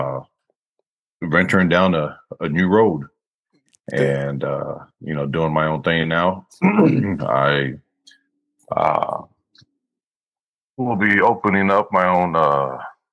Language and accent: English; Austin, Texas, United States; born and raised in Austin, Texas, Texas boy. Currently living in just outside of Austin. It's the only place I've ever lived